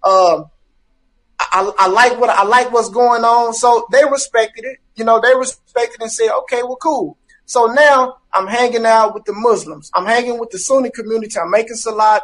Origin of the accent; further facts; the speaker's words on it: Dallas, Texas, United States; I'm from Dallas